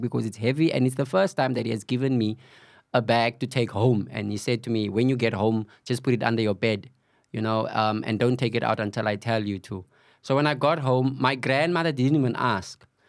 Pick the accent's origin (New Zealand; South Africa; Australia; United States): South Africa; Cape Town, Western Cape; I was born and bred on the Cape Flats. Uh, Valhalla Park, um, is my home